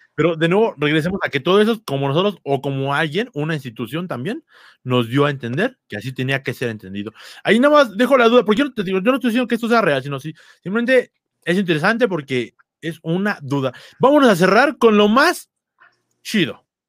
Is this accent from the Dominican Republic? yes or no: no; Mexico; aquí en México